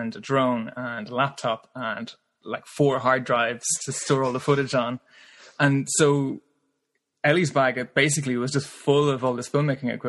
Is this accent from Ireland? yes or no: yes; Ireland; growing up in Ireland, you know, you're not really afraid of cows